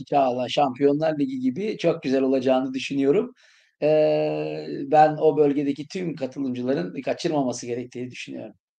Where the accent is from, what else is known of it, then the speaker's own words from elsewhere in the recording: İskenderun, Hatay, Turkey; moved away; İskenderun eğitimi, kendi memleketimde bir eğitim yapmak